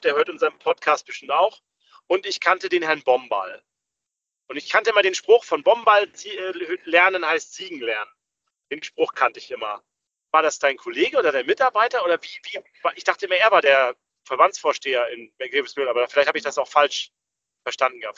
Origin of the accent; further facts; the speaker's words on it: Rostock, Mecklenburg-Vorpommern, Germany; Ich komme aber aus Rostock. Rostock ist meine Heimatstadt